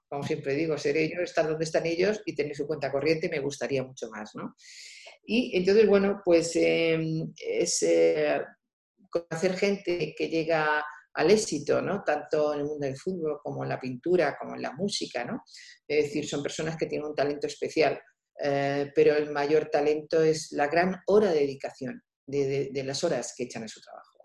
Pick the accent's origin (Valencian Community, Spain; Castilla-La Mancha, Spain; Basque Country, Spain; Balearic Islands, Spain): Castilla-La Mancha, Spain; Albacete; moved away as an adult; also born or lived in Madrid; siendo la hija mayor, que este, soy de Albacete, una ciudad pequeña